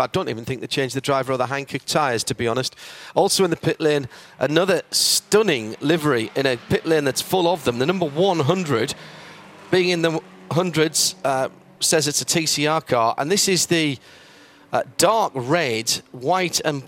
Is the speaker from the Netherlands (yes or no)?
no; United Kingdom; we're British